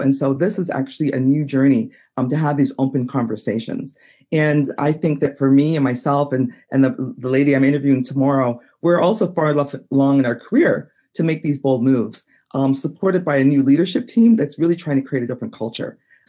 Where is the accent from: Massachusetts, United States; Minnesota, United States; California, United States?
Minnesota, United States; Minneapolis; that you mentioned I'm from Minneapolis. And so Minneapolis is very, it's been a hotbed for the last couple of years.